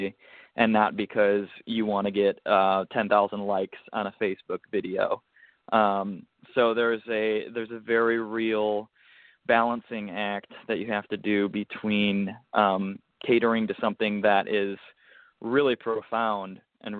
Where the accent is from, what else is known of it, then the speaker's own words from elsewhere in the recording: United States; me being an American